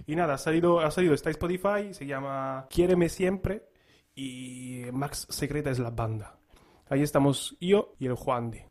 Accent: Italy; now in Spain; en mi tierra

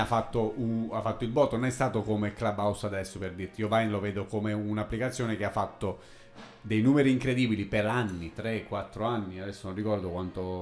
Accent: Pescara, Abruzzo, Italy; di Pescara, della mia città natale

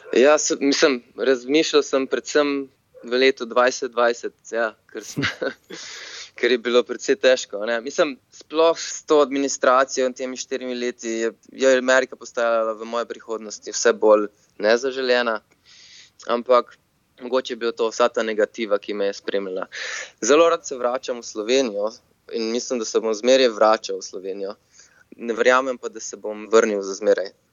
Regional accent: Slovenia; moved away as an adult; now in San Francisco, United States; ker sem iz Slovenije in mogoče smo Slovenci malo bolj zaprti narod

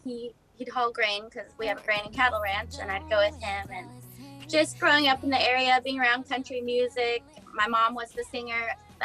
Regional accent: Central California, United States; moved away as an adult; now in Nashville, United States; I'm from Central California, so it's not too far from my home. And I grew up on a grain and cattle ranch

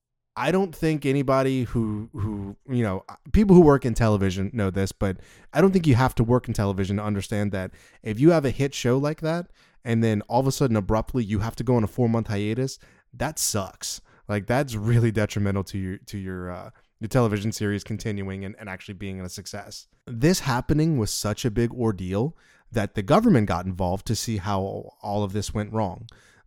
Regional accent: the South, United States; accent: southern; Sorry, that's my southern accent.

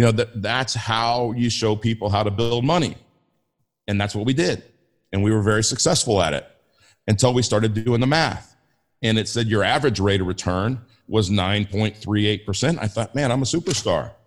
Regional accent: Inglewood, California, United States; I grew up in Inglewood

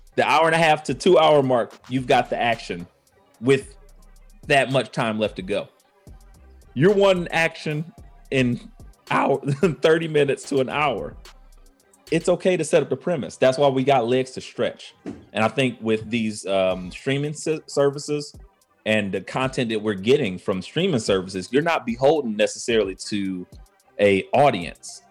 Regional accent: Cleveland, Ohio, United States; growing up in Cleveland

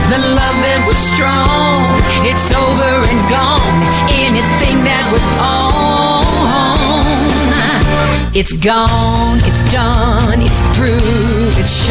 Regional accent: Atlanta, Georgia, United States; Where did you grow up? Atlanta.

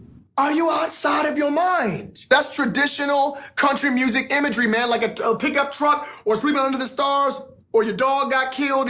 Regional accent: Texas, United States; Yeah, I grew up in Texas, you know, so.

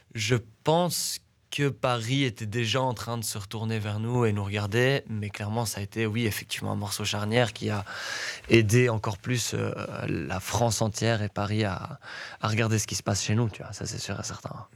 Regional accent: Brussels, Brussels-Capital Region, Belgium; also born or lived in Etterbeek; je suis né à Etterbeek, mais j'ai vécu du côté de Woluwe mhm. pendant beaucoup d'années de ma jeunesse

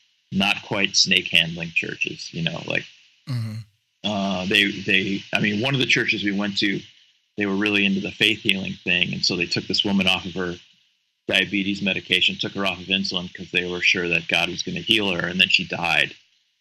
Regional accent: Cleveland, Ohio, United States; now in Cincinnati, United States; I was raised in Cleveland, outside of Cleveland in the suburbs

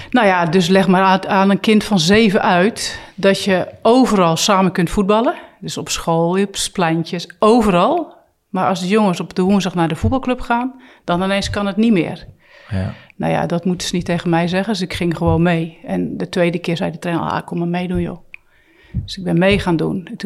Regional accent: Poortugaal, South Holland, Netherlands; Ja, dat ligt net onder Rotterdam, is een dorp. Dus ja, eh, als je een kind bent en je houdt van sporten, ben je heel snel uitgekeken wat keus betreft.

